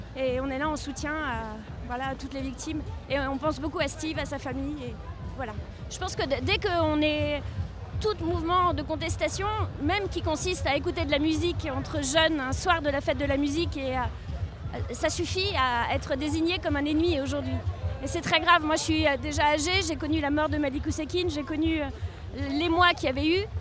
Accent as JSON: {"language": "French", "town": "Paris", "region": "Île-de-France", "country": "France", "said": "je suis parisienne"}